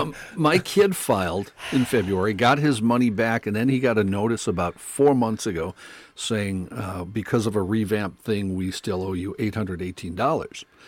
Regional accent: North Dakota, United States; I grew up in North Dakota

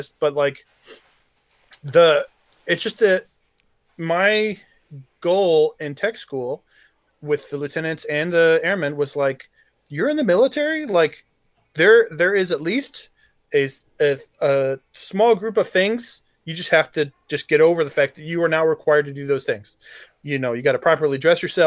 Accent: Arkansas, United States; I grew up in Arkansas and I was persecuted for my religion because they're all Southern Baptists and they hate Catholics.

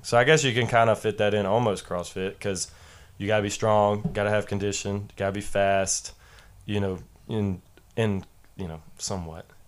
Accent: Jefferson, Georgia, United States; I'm from Jefferson High School, which is up North Georgia, right outside of Athens

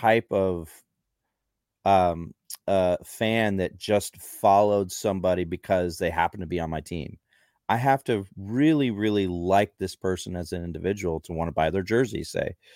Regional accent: San Diego, California, United States; moved away as an adult; also born or lived in Los Angeles; I grew up in San Diego

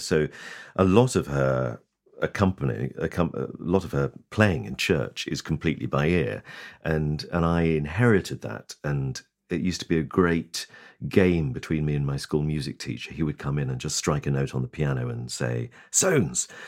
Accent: Lowestoft, East of England, United Kingdom; my hometown of Lowestoft in Suffolk

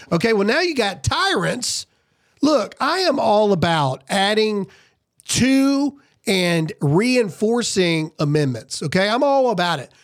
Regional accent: Mississippi, United States; I'm from Mississippi

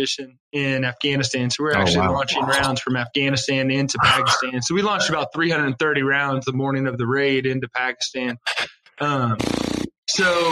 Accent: Wilmington, Ohio, United States; I was born and raised in Wilmington, Ohio

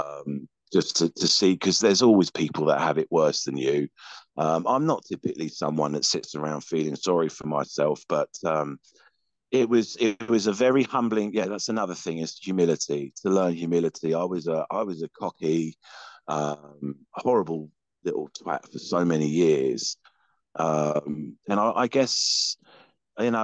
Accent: England, United Kingdom; now in Houston, United States; I'm English.

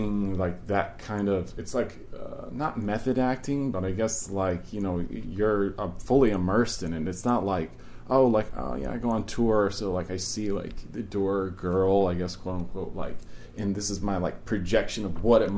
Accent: East Coast, United States; also born or lived in California; now in New York, United States; I lived in California for a little while, but I'm from the East Coast

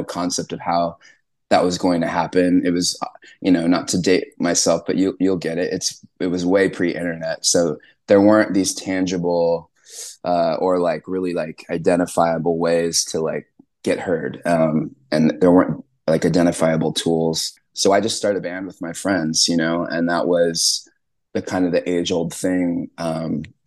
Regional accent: Southern California, United States; I grew up in Southern California

